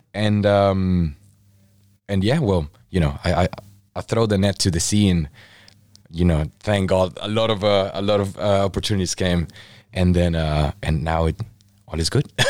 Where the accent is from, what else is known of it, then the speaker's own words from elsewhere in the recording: Mexico; now in United Kingdom; I'm from Mexico, originally from Mexico.